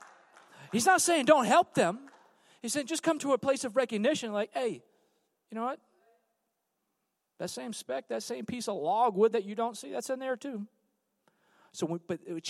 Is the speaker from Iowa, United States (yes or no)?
no; California, United States; I'm from California.